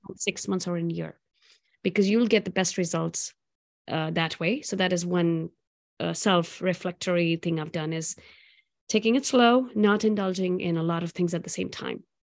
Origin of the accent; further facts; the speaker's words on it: South India, India; moved away; I grew up in India, in south part of India, eating on banana leaves